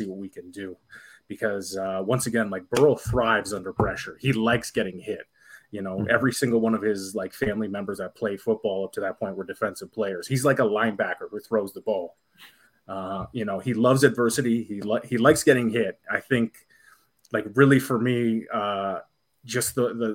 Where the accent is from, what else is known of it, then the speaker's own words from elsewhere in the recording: Canada; I'm Canadian